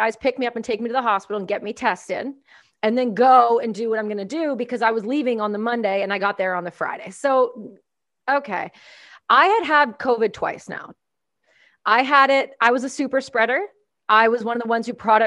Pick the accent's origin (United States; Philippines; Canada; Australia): Canada; I'm Canadian